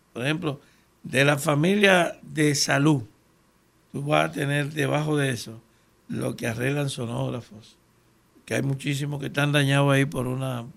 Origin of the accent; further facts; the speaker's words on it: Dominican Republic; somos dominicanos